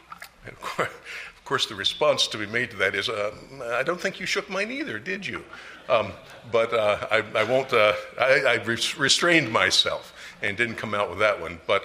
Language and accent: English; Maryland, United States; I am from Maryland